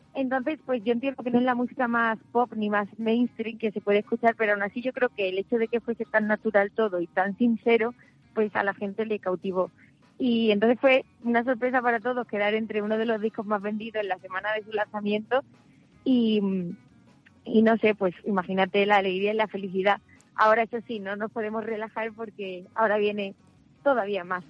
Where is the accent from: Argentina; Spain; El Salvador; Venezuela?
Spain; El Puerto de Santa María, Andalusia; de Puerto Santa María